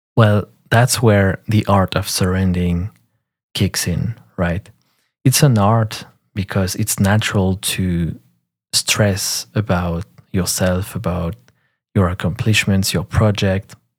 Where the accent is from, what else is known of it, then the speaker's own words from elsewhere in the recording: France; first language French; English is a second language; I'm French, so French is my first language.